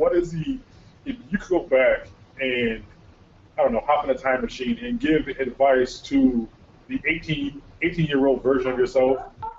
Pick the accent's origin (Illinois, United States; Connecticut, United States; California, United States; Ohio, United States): Connecticut, United States; now in Wisconsin, United States; I'm from Connecticut and I'm in Wisconsin